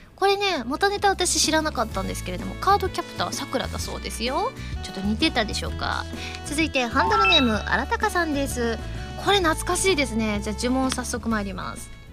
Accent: Osaka, Japan; 私ね関西人ですからね大阪人

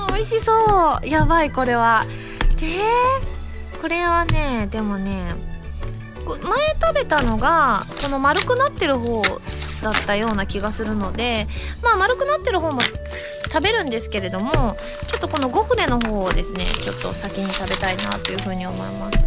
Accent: Osaka, Japan; moved away; 地元大阪での…凱旋ライブとあって

